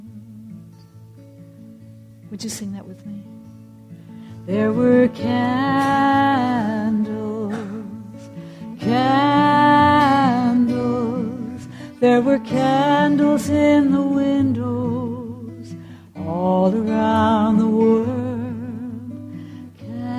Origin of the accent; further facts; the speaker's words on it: United States; as an American